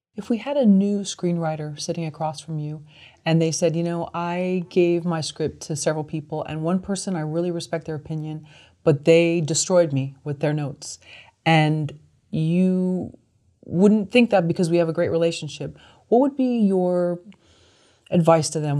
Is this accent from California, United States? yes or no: yes; San Francisco, California, United States; growing up in San Francisco